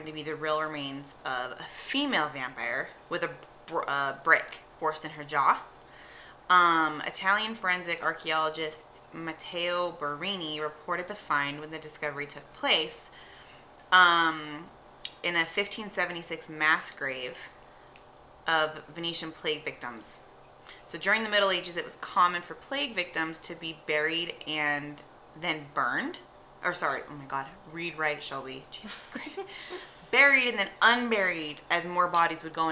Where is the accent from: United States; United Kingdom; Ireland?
United Kingdom; England; moved away; I'm from England anyways.